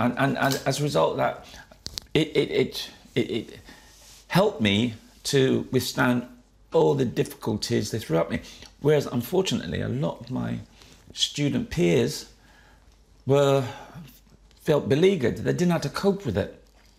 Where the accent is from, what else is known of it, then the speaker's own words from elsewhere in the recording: Jamaica; now in United Kingdom; And as I said, I came from Jamaica. I had this superiority complex because I felt Jamaica's my island.